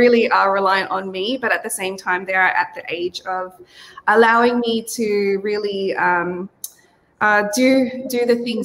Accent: Australia; accent: Aussie; also born or lived in Cavite City, Philippines; born in the Philippines. So I was born in Cavite City, but I came here to Australia when I was five years old. So I was pretty much raised here.

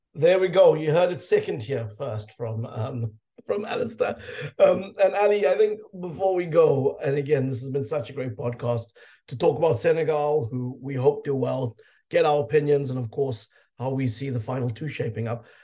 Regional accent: South Africa; being a South African

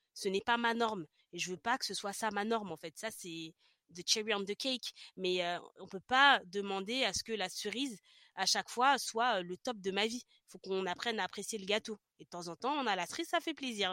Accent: France; moved away; also born or lived in Paris region; quand je suis revenue dans ma région d'origine

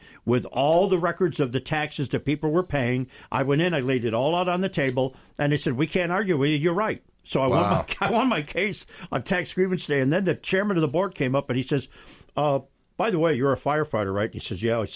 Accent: Oswego, New York, United States; moved away; my hometown in upstate New York

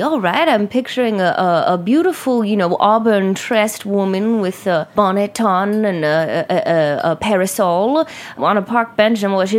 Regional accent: Brooklyn, New York, United States; I was brought up right here in Brooklyn.

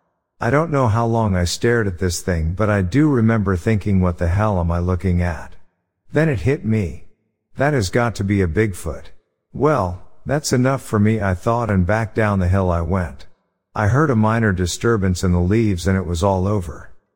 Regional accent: California, United States; I'm from California, and I was in the northeastern corner of North Carolina the day before Thanksgiving visiting a friend.

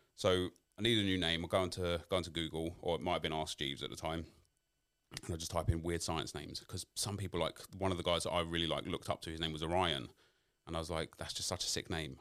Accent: London, United Kingdom; I grew up in New Haddington, in South London

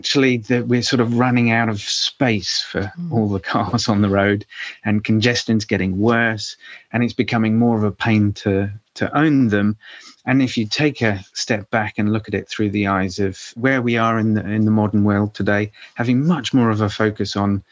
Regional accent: United Kingdom; we'll be in my home country

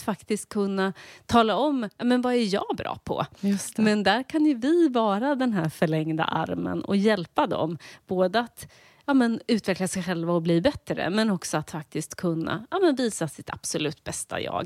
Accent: Linköping, Östergötland, Sweden; Jag växte upp i Linköping

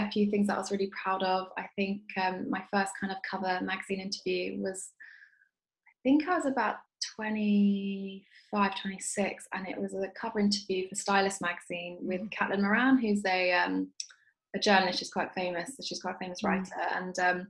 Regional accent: London, United Kingdom; growing up in South London, which is where I've grown up my entire life

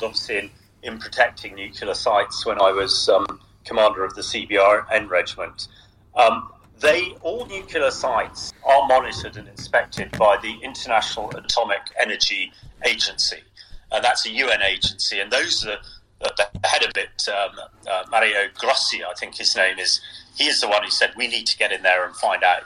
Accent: Salisbury, South West England, United Kingdom; my hometown, in fact, Salisbury, where I'm talking to you from today.

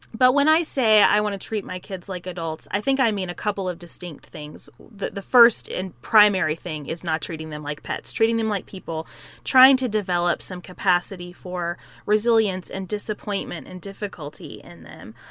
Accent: Western Kentucky, United States; I grew up in Western Kentucky, right across from Evansville, Indiana

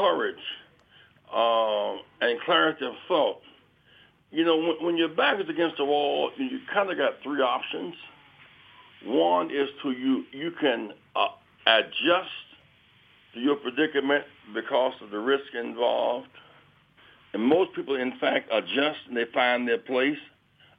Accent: Greenville, South Carolina, United States; my hometown of Greenville, South Carolina

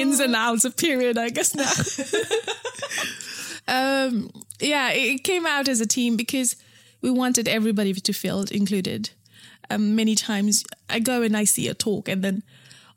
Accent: Nepal; moved away; I grew up in Nepal.

